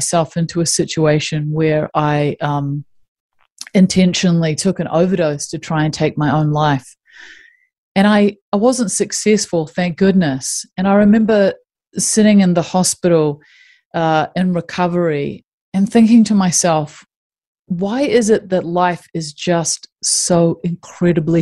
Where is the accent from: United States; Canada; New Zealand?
New Zealand; I grew up in New Zealand